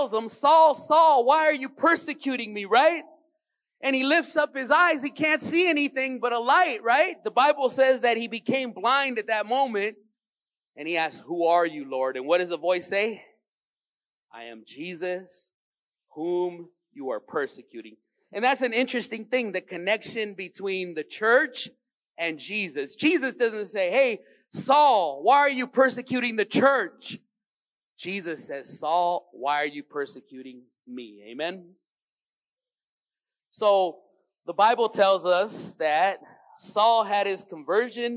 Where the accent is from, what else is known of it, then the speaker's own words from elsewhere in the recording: Los Angeles, California, United States; I grew up in Venice on the other side